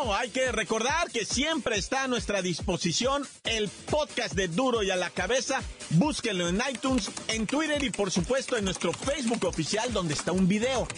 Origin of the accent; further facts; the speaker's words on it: Mexico; Somos mexicanos.